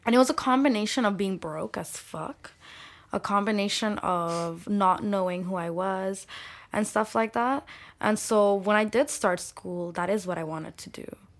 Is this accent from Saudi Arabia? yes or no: yes; Saudi Arabia; first language Bengali; English is a second language; also born or lived in Scarborough, Toronto, Canada / London; now in Toronto, Canada; I grew up in Saudi Arabia, segregated